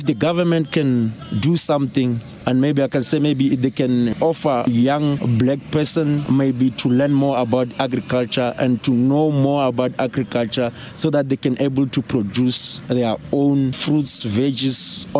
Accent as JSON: {"language": "English", "region": "Limpopo", "country": "South Africa", "tie": "born or raised there", "moved": "as an adult", "lives_now": "Johannesburg, South Africa", "said": "I'm originally from Limpopo. I was born in Limpopo, raised in Limpopo. And then when time goes on, when I grew up, I passed my matric there. After my matric, I came to Joburg looking for a better life."}